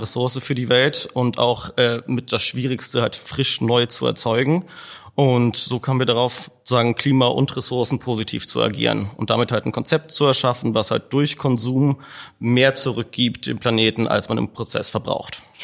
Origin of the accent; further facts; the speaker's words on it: Hamburg, Germany; Wir hatten als Hamburger